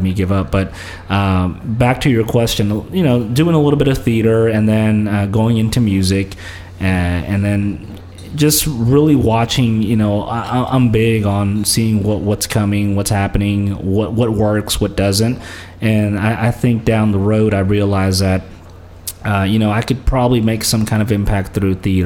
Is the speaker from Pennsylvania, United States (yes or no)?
no; Memphis, Tennessee, United States; first language Spanish; English is a second language; also born or lived in Santa Ana, California, United States; I grew up in Santa Ana for about 5 years, and then in 95, we moved to Memphis